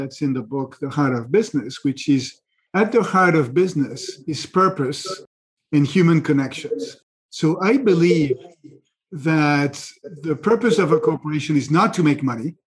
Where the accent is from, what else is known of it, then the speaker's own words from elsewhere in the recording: Lorraine, Grand Est, France; English is a second language; moved away as an adult; now in United States; I grew up in Lorraine in eastern France, not far from the German border